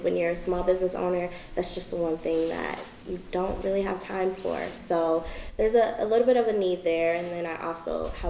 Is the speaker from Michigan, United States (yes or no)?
yes; Albion, Michigan, United States; also born or lived in Marshall, Michigan; I was born and raised in Albion, technically born in Marshall, raised in Albion